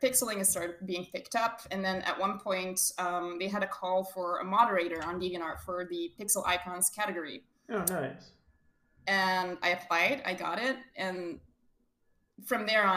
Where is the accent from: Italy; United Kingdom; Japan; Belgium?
Belgium; I'm from Belgium, which you can tell by my very lovely yeehaw accent